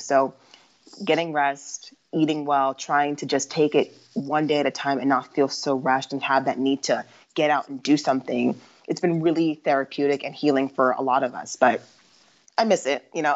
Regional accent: Mesa, Arizona, United States; I was born and raised in Mesa, Arizona

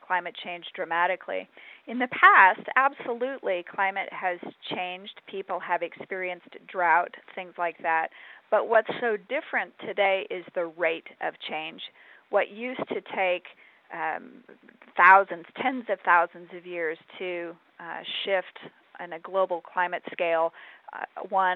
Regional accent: Arizona, United States; I grew up in Arizona

